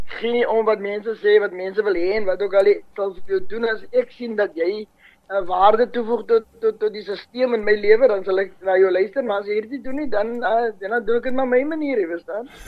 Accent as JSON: {"language": "Afrikaans", "town": "Paarl", "region": "Western Cape", "country": "South Africa", "tie": "born or raised there", "said": "in die middel van die dorp waar daar vandag sportvelde lê uh um, vir skole dis waar ons groot geraak het in die bergrivier"}